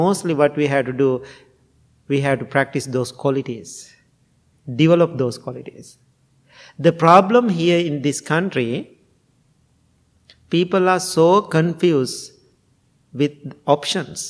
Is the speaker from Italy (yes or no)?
no; Sri Lanka; English is a second language; now in United States; I'm coming from Sri Lanka